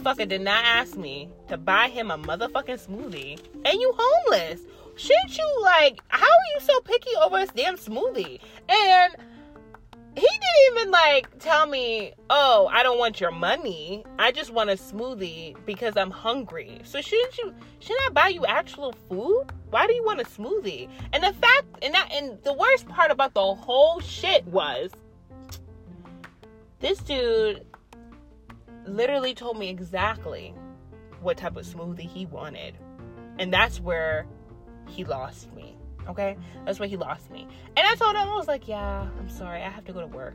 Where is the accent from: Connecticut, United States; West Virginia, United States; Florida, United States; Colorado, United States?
Connecticut, United States; Hartford; I actually was born and raised in Hartford